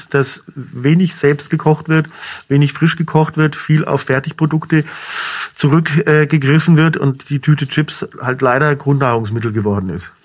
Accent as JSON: {"language": "German", "town": "Munich", "region": "Bavaria", "country": "Germany", "tie": "born or raised there", "also_born_or_lived": "Franconia", "moved": "as an adult", "lives_now": "Schweinfurt, Germany", "said": "bin gebürtiger Münchner, von daher trotzdem Bayer auch hier in Franken expatriiert"}